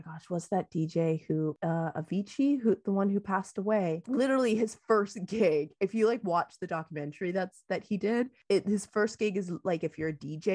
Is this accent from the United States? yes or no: no; Canada; I am Canadian